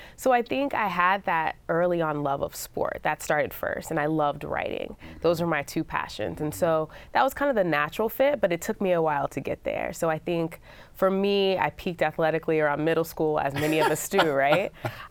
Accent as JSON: {"language": "English", "town": "Dallas", "region": "Texas", "country": "United States", "said": "I'm from Dallas, Dallas Cowboys, footballs from all these legendary players."}